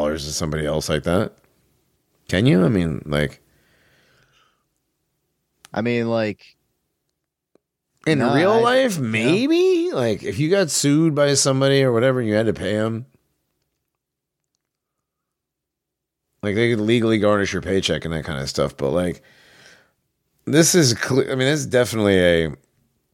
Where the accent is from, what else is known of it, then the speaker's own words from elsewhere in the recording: Connecticut, United States; growing up in Connecticut, going to the beach